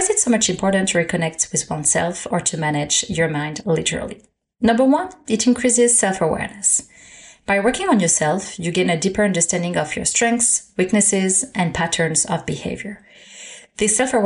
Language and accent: English; Paris, Île-de-France, France; moved away as an adult; now in Canada; Born and raised in Paris